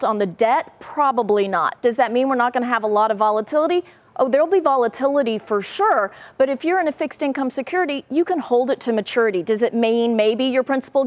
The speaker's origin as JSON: {"language": "English", "region": "Texas", "country": "United States", "said": "I'm from Texas."}